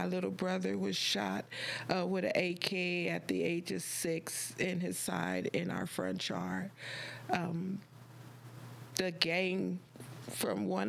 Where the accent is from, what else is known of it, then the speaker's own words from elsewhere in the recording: Compton, California, United States; also born or lived in Lynwood, California; I grew up in Compton